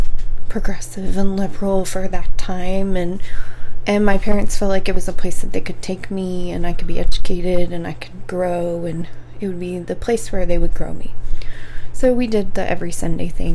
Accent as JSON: {"language": "English", "town": "Dallas", "region": "Texas", "country": "United States", "tie": "born or raised there", "also_born_or_lived": "Claremore, Oklahoma", "said": "I was adopted at like 2 weeks old. So it was something that they knew about the adoption prior to me being born. It was very quickly actioned after I was born. So I never really knew a difference. My parents brought me to Dallas"}